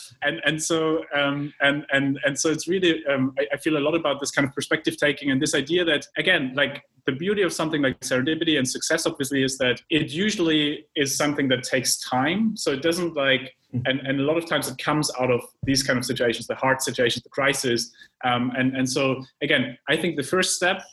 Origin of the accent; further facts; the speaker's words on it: Germany; moved away; I come from Germany, as you know, and as maybe some of our viewers and listeners, and you know, I grew up with a planning mindset